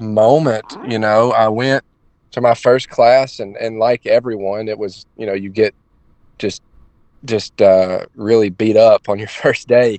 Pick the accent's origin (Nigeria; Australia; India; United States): United States; Northeast Alabama; now in Daytona Beach, United States; I'm from I'm from Northeast Alabama. Like I said, I train in Daytona Beach, but I'm from just absolute rural Alabama.